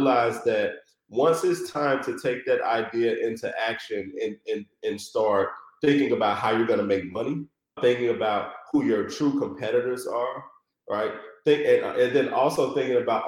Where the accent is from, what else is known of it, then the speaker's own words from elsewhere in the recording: Chattanooga, Tennessee, United States; moved away as an adult; now in Detroit, United States; a snot-nosed kid, you know, growing up in Chattanooga, Tennessee with hoop dreams